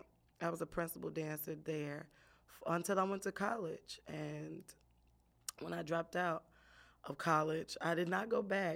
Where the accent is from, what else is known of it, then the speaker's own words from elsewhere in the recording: Chicago, Illinois, United States; born and raised in Chicago, right on the west side. But my daddy was in the hundreds, so I'm half hundreds too. But grew up here